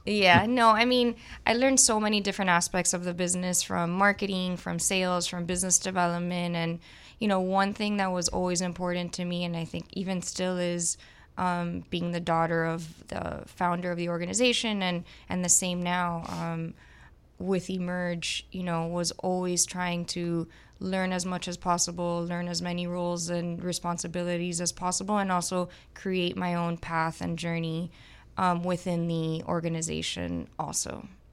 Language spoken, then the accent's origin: English; Miami, Florida, United States; also born or lived in Gainesville, Florida / Barcelona; I was born and raised here in Miami, so I'm one of the few Miamians